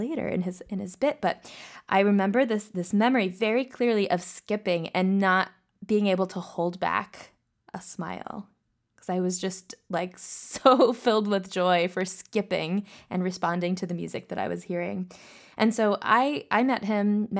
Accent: Louisville, Kentucky, United States; now in Cleveland, United States; I grew up in Louisville, Kentucky

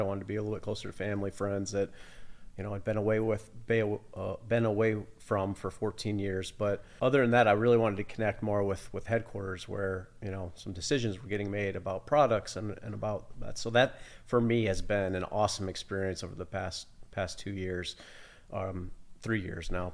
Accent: Sterling, Illinois, United States; moved away as an adult; also born or lived in Italy; I was born and raised in Sterling, um, went to college in Illinois, so not far away

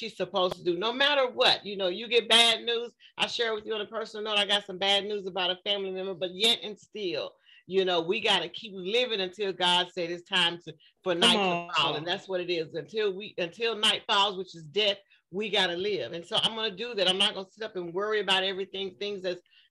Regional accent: Waco, Texas, United States; I was born in Waco, Texas. I'm a Southern girl.

